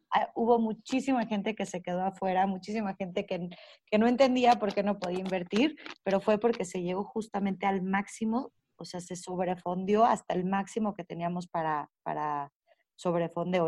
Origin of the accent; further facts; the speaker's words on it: Mexico; nuestro país